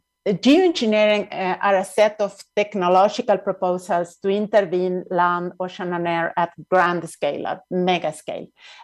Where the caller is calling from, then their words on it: Mexico City, Mexico; I'm speaking from Nahua territory, which is an area of a crossroad of indigenous peoples in Mexico, which is also known as Mexico City.